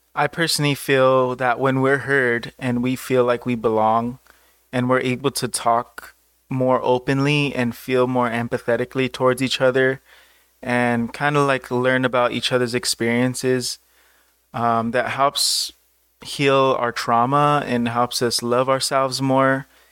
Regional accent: Los Angeles, California, United States; also born or lived in Orange County, California; I was born and raised in Southern California, mostly Los Angeles, but I moved to Orange County when I was eighteen

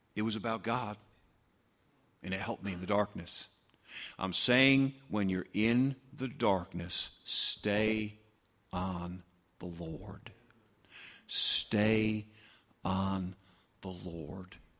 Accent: United States; we as American Christians

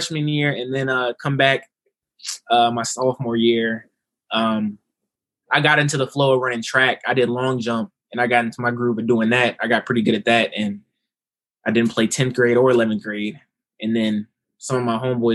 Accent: Culpeper, Virginia, United States; I'm from Culpeper, Virginia.

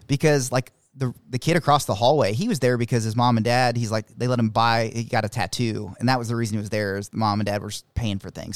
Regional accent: Monticello, United States; also born or lived in Paw Paw, Michigan; I lived most of my life here in Monticello

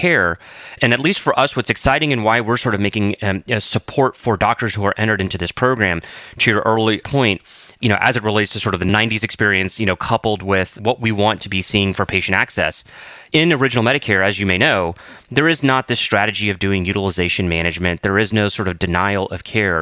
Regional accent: the Carolinas, United States; I grew up in the Carolinas

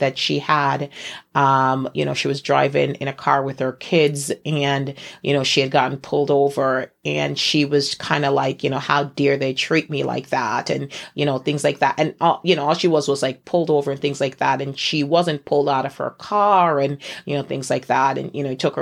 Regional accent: Jamaica; I'm from Jamaica

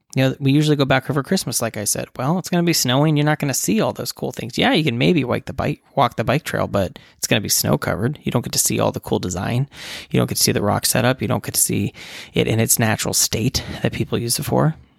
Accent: West Virginia, United States; moved away as an adult; now in Nebraska, United States; I grew up in West Virginia, and my parents still live there

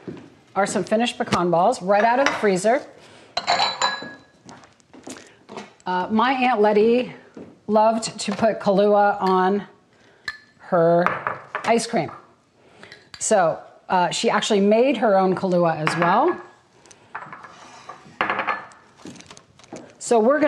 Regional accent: Pittsburgh, Pennsylvania, United States; I'm from Pittsburgh, Pennsylvania

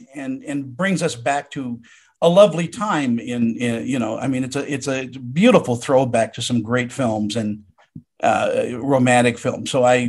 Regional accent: Tuscany, Italy; My hometown. We have a winery. I have a family winery, Toscano Wines, out there.

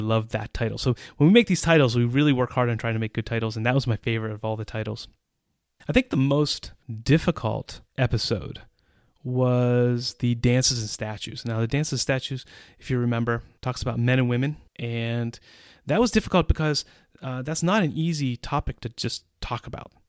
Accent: United States; moved away as an adult; now in Central Europe

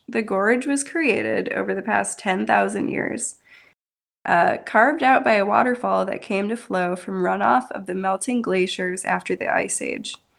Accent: Buffalo, New York, United States; moved away as an adult; now in Virginia Beach, United States; I'm originally from the Buffalo Niagara Falls area of New York, but I've been living in Virginia Beach for five years now

